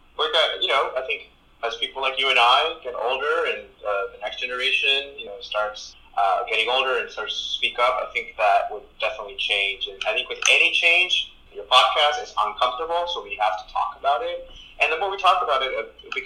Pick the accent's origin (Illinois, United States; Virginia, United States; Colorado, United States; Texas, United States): Texas, United States; first language Spanish; English is a second language; also born or lived in Mexico; Mexican-American immigrant who is a gay man. And I think growing up in Texas